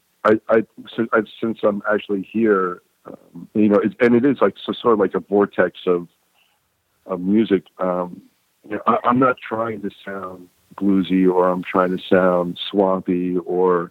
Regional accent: New York, United States; moved away as an adult; also born or lived in California; now in Muscle Shoals, United States; I'm a New Yorker first

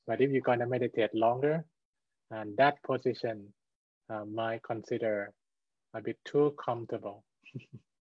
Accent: Thailand; I'm from Thailand.

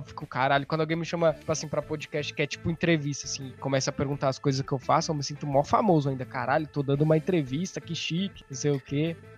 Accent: São Paulo, Brazil; sou de São Paulo

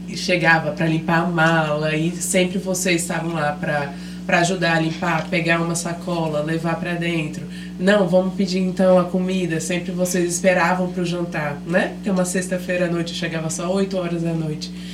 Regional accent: Brasília, Federal District, Brazil; moved away as an adult; now in Maceió, Brazil; originalmente eu sou de Brasília

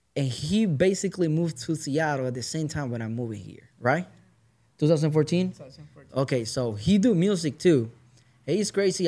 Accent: Puerto Rico; moved away as an adult; now in Kent, United States; I'm from straight from Puerto Rico. Uh, like I'm moving here in 2014

